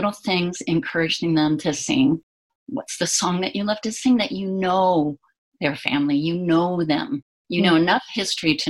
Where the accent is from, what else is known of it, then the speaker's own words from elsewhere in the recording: Indiana, United States; back where I grew up in Indiana